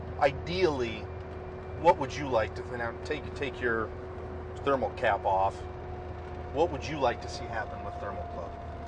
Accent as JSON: {"language": "English", "region": "California", "country": "United States", "said": "I'm from California."}